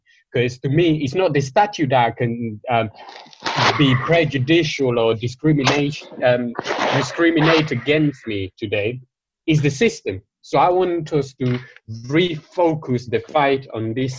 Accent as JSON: {"language": "English", "town": "Madrid", "region": "Community of Madrid", "country": "Spain", "tie": "born or raised there", "moved": "yes", "said": "in Spain, I grew up in Madrid"}